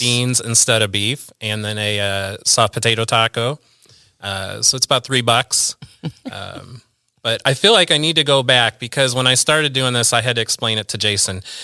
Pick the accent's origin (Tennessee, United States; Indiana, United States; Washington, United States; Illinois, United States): Illinois, United States; Central; also born or lived in Peoria, Illinois / East Peoria, Illinois / Bartonville, Illinois / Pekin, Illinois; I've always lived in Central Illinois. I was born in Peoria.